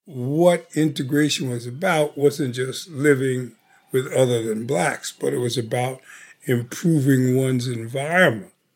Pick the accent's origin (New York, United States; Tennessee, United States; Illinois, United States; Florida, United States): New York, United States; New York City; me being a New Yorker, I'm familiar with the different communities in New York